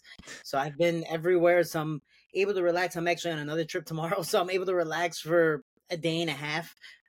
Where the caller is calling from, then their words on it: Chicago, Illinois, United States; I'm actually finally back home. Chicago got back yesterday